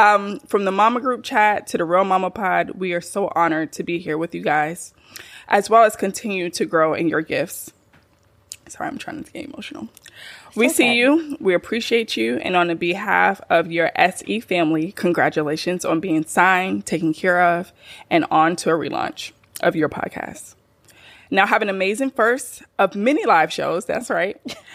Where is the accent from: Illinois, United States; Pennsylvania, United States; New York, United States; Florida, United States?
Florida, United States; Y'all know I'm from Florida, kind